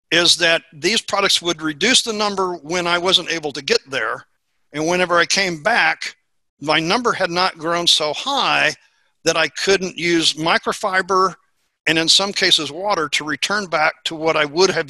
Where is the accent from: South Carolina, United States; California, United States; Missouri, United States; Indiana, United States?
Missouri, United States; And as I said, I'm from Missouri.